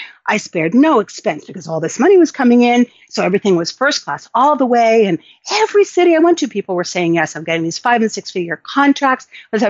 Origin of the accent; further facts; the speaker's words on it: New York City, New York, United States; So I grew up in New York City